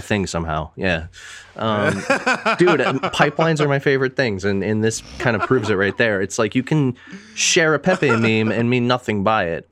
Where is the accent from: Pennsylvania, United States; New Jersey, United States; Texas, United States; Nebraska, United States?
Pennsylvania, United States; Pittsburgh; also born or lived in Metro Detroit, Michigan; now in Michigan, United States; I might live in Michigan. I might claim Metro Detroit area, but I am from Pittsburgh